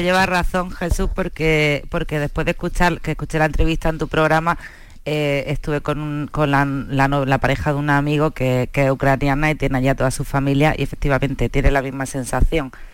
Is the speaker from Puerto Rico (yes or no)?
no; Spain; somos españoles